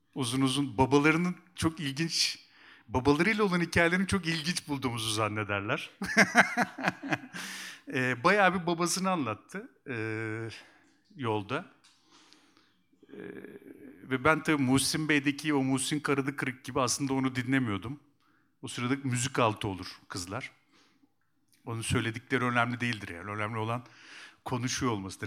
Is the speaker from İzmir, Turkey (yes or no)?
no; Kuşadası, Aydın, Turkey; also born or lived in Eskişehir; ben Kuşadalıyım